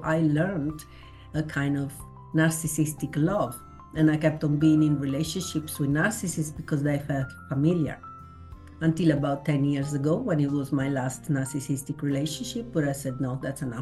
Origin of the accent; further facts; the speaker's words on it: Italy; I was born in Italy in 1965